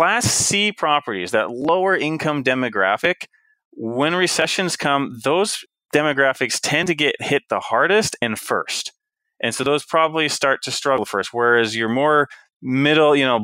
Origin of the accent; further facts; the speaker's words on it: United States; I was born in the United States.